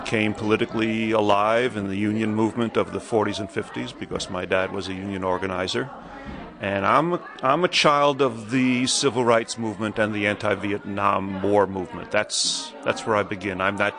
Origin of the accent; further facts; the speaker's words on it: New York City, New York, United States; I grew up in the Bronx in New York City. My family, my mother and father grew up in the Bronx in New York City. Their parents all came from Russia and Ukraine.